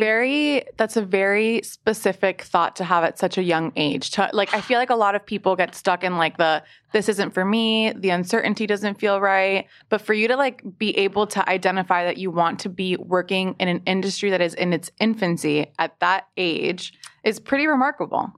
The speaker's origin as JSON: {"language": "English", "town": "Miami", "region": "Florida", "country": "United States", "moved": "yes", "lives_now": "New York, United States", "said": "I'm from Miami"}